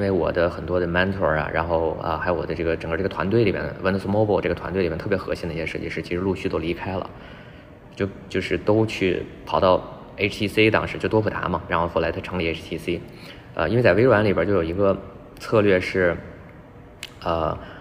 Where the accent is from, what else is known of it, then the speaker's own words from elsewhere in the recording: Beijing, China; moved away as an adult; also born or lived in Guangzhou; 我是北京人嘛，然后在广州也待了一段时间，说还是想，还是可能得回老家